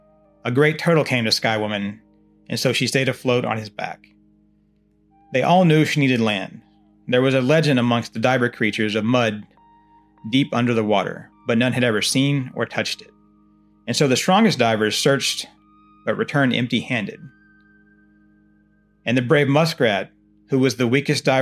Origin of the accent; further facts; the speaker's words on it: Oklahoma, United States; now in Texas, United States; I'm originally from Oklahoma and my mother has lived for years in Potawatomi County there